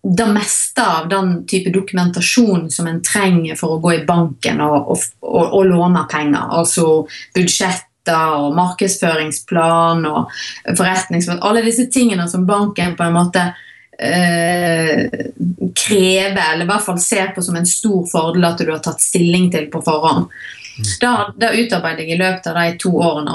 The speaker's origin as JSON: {"language": "Norwegian", "area": "Hardanger", "region": "Vestland", "country": "Norway", "moved": "yes", "lives_now": "Voss, Norway", "said": "jeg er opprinnelig fra Hardanger"}